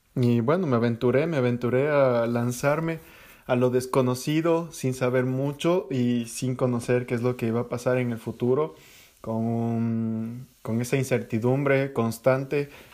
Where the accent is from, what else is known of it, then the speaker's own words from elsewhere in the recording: Ecuador; moved away; tenía en Ecuador